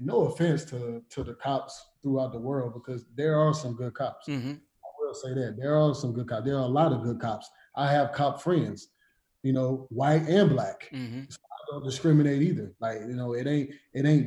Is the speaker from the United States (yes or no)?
yes; South Carolina, United States; I come from the country. I come from South Carolina.